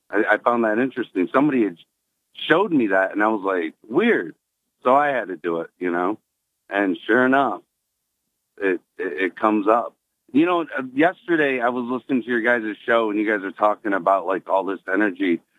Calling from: Endwell, New York, United States; … from Endwell.

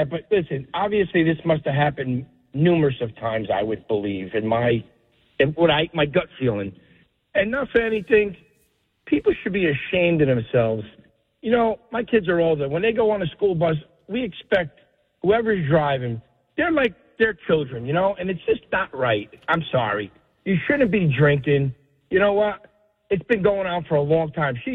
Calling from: Colts Neck, New Jersey, United States; from Colts Neck.

